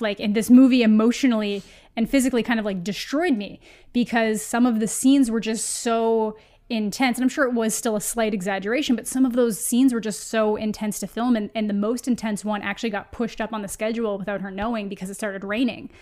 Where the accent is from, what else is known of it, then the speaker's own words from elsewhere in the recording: Canada; as a Canadian